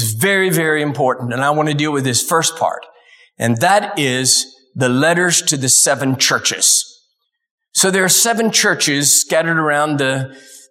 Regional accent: Dallas, Texas, United States; I was born in Dallas

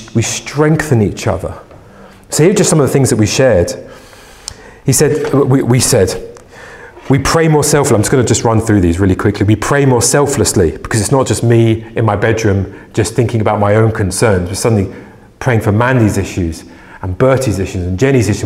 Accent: England, United Kingdom; as an Englishman

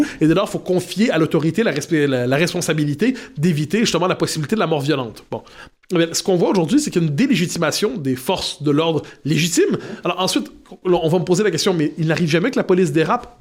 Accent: Quebec, Canada; je suis québécois

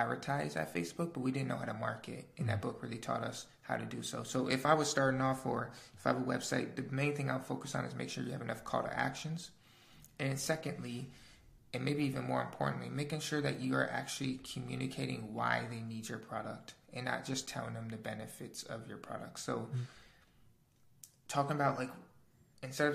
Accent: Wisconsin, United States; moved away as an adult; also born or lived in Chicago / Tulum / Bali; now in Austin, United States; I lived in Chicago and I'm from Wisconsin

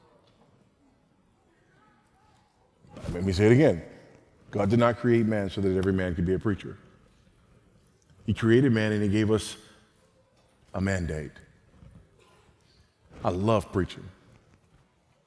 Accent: United States; accent: American; moved away as an adult; now in Zambia; you could tell from my accent that I was an American

